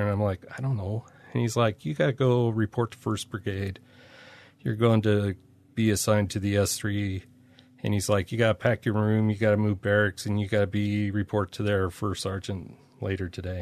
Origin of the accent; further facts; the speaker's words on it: Bountiful, Utah, United States; moved away as an adult; also born or lived in Germany; a white guy from Utah, growing up in Bountiful